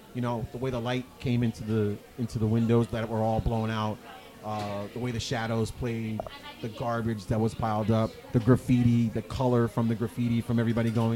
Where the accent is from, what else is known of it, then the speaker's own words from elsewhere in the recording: New York City, New York, United States; also born or lived in Brooklyn; I was born in Brooklyn. I was raised in Queens.